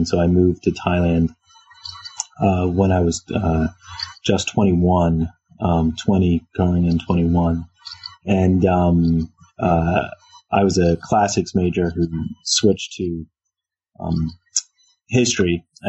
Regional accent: Philadelphia, Pennsylvania, United States; I'm from Philadelphia. So I actually teach where I work. And so I came back to teach at the University of Pennsylvania, after leaving home after high school. So I teach a few blocks from where I grew up.

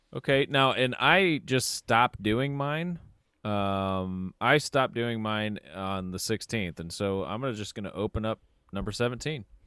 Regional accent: Cleveland, Ohio, United States; we're from Cleveland

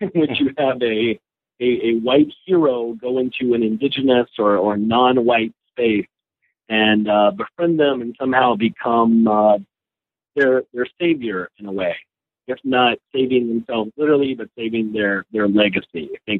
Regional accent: North Carolina, United States; North Carolina has, you know, my home state, I'm a Tar Heel at heart.

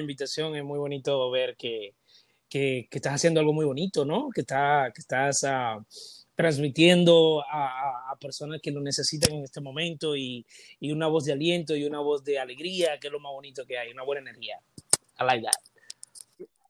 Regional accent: Dominican Republic; Todos los dominicanos tenemos ese sello en la pierna derecha o en la izquierda

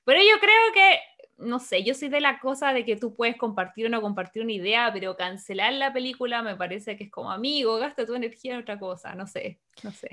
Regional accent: Santiago, Santiago Metropolitan Region, Chile; moved away; nací y criada en Santiago de Chile

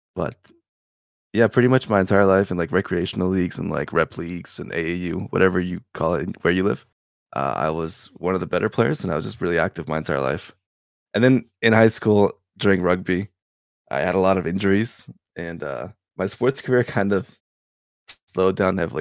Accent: Canada; also born or lived in Serbia; I was born in Serbia. And then I moved over to Canada when I was two years old. So, yeah, I did grow up in Canada

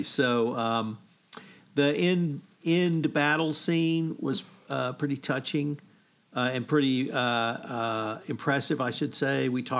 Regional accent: Canada; I'm Canadian.

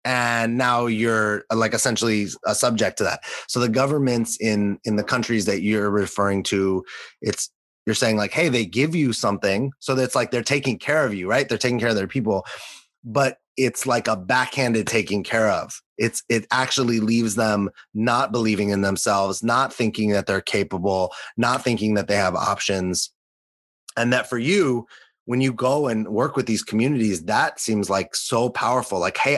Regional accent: Los Angeles, California, United States; growing up in Los Angeles, not just the United States, but Los Angeles, the way that the world was presented to me, especially in a good part of Los Angeles, was like endless opportunity.

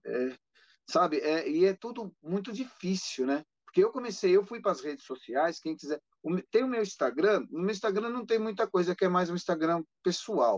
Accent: ABC Paulista, São Paulo, Brazil; Eu sou do ABC Paulista

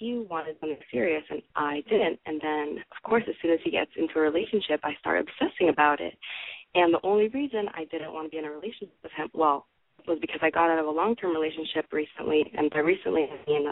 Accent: Miami, Florida, United States; moved away as an adult; now in Gainesville, United States; I'm from Miami, but I go to U.S., so here I am in Gainesville

